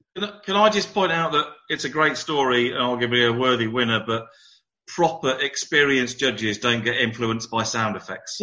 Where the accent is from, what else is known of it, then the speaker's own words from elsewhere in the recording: United Kingdom; being British